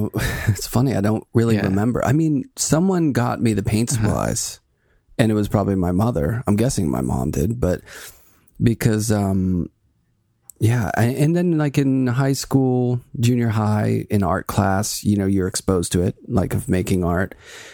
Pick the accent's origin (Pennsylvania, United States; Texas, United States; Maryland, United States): Pennsylvania, United States; Pittsburgh; I grew up in Pittsburgh and right down the street from me, about a block and a half, was an artist.